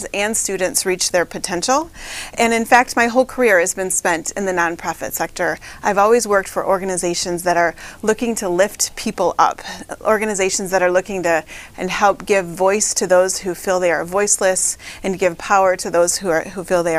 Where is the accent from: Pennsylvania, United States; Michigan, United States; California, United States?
Michigan, United States; also born or lived in Flint, Michigan; raised right here in mid-Michigan, just like five generations of my family